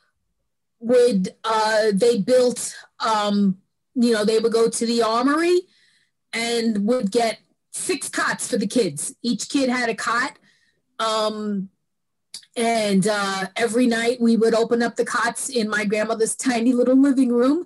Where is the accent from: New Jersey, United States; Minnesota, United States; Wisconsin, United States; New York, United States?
New York, United States; New York City; also born or lived in California; I grew up in New York in a neighborhood